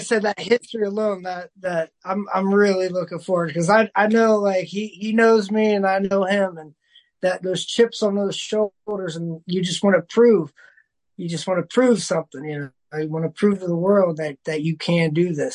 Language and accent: English; Dayton, Ohio, United States; I still get to wrestle in my hometown of Dayton, Ohio